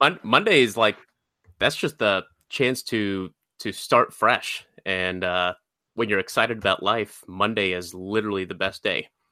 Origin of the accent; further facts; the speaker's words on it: Georgia, United States; I grew up in Georgia, uh, for the most part of my life.